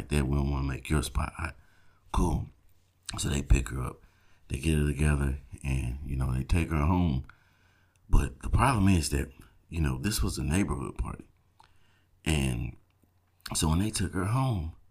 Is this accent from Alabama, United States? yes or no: no; South Georgia, United States; I grew up in South Georgia